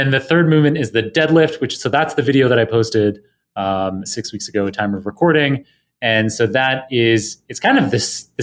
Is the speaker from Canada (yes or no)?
yes; Canada; I grew up in Canada